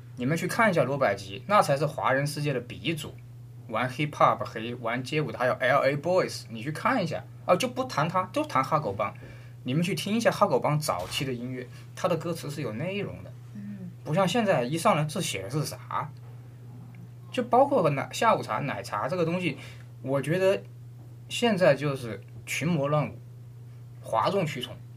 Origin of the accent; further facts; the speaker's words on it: China; 我们中国人